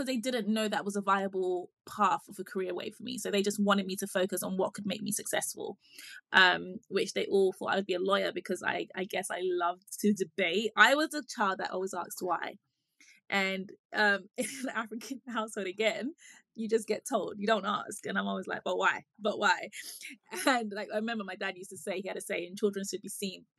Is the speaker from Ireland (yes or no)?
no; United Kingdom; also born or lived in Ghana; I was born in the UK and I lived here for a few of my formative years. I want to say until about seven